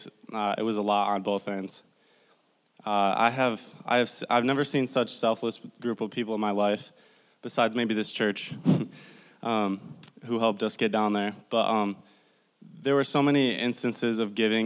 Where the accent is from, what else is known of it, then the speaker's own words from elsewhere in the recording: Midland, Michigan, United States; I'm from Midland, Michigan, right down the road. I went to Bullet Creek High School.